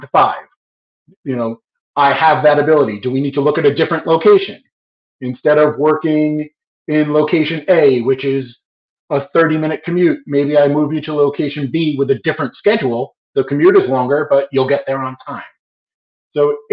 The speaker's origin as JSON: {"language": "English", "region": "New York", "country": "United States", "said": "I'm a New Yorker"}